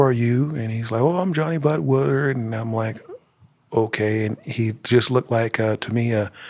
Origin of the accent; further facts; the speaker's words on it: Monrovia, California, United States; moved away as an adult; also born or lived in Michigan; now in Adelanto, United States; I'm originally from L.A. County. I was born and raised down in the Monrovia-Duarte area in L.A. County. And then I spent 10 years in Michigan. I moved here in 2009.